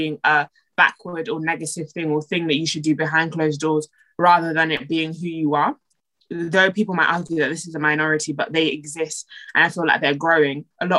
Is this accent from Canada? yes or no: no; London, United Kingdom